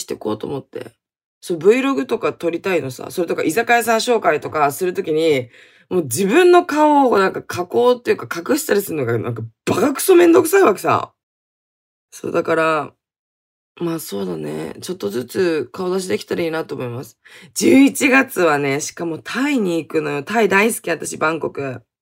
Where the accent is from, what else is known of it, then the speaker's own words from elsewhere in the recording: Hokkaido, Japan; 北海道出身